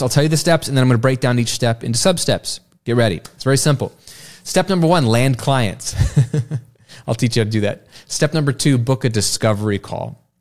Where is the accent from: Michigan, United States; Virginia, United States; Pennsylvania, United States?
Virginia, United States; now in Florida, United States; I went to school after Labor Day when I grew up in Virginia, but it is different down here in Florida